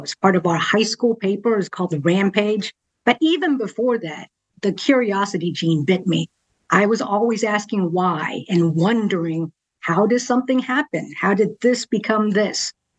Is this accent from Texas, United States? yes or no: yes; Richardson, Texas, United States; moved away as an adult; also born or lived in Hong Kong; now in Austin, United States; I was born in Dallas, Richardson, specifically, suburb of Dallas. I was born up there, raised there for a few years, actually went back to Hong Kong for several years, and then came back.